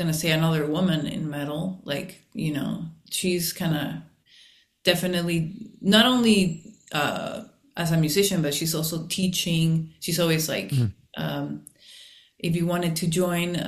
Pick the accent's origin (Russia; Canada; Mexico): Mexico; now in Los Angeles, United States; we grew up in Mexico